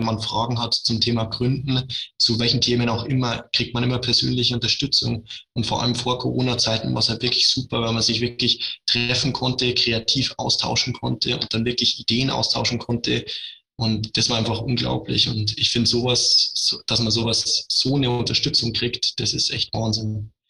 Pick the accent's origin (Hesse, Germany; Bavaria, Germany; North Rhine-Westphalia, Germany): Bavaria, Germany; Regensburg; Ich bin 24 Jahre alt, ich komme aus Regensburg, aus der Umgebung. Ich lebe in Regensburg.